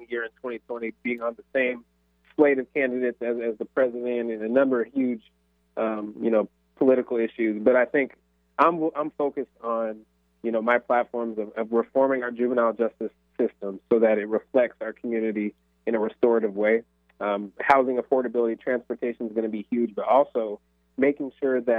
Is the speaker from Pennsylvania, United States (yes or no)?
no; Federal Way, Washington, United States; I'm from Federal Way, born and raised. I went to Federal Way High School